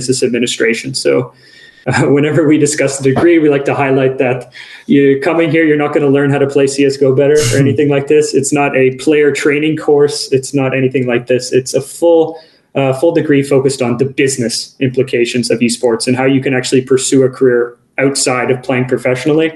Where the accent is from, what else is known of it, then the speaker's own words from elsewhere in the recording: Canada; now in Kajaani, Finland; I'm originally from Canada, so I have that sort of North American perspective as well.